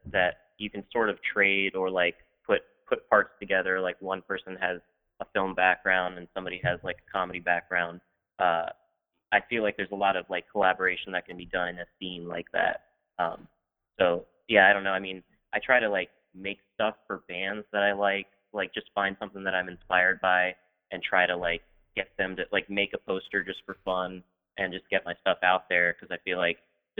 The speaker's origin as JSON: {"language": "English", "town": "Silver Spring", "region": "Maryland", "country": "United States", "tie": "born or raised there", "lives_now": "Baltimore, United States", "said": "I grew up in Silver Spring"}